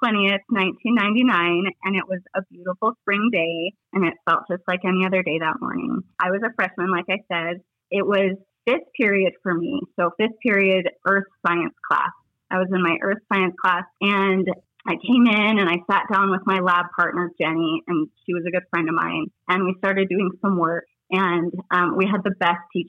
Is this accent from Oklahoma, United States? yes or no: no; Littleton, Colorado, United States; also born or lived in Denver, Colorado; I was born and raised in Littleton, Colorado.